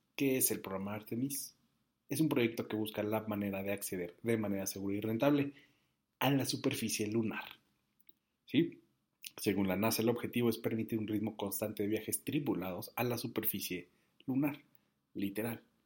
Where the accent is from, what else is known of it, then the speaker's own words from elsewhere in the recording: Mexico; hoy todos somos mexicanos